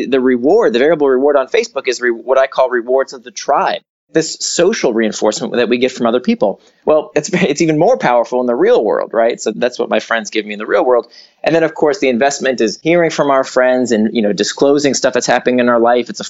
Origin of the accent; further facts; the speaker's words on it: Orlando, Florida, United States; also born or lived in Atlanta / New York; now in San Francisco, United States; I grew up in Orlando and then went to school in Atlanta and then New York. Uh, then I was in Silicon Valley and now I'm in San Francisco.